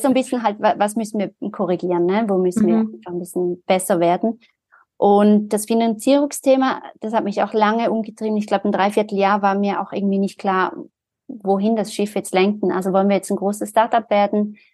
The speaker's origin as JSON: {"language": "German", "region": "Zurich", "country": "Switzerland", "said": "Ich bin ja aus Zürich, also war damals auch schon in Zürich"}